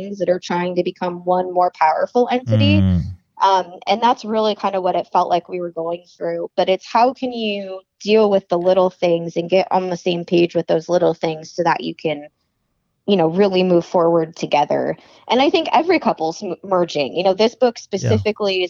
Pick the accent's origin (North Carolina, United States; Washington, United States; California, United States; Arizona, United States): Arizona, United States; I grew up in Arizona.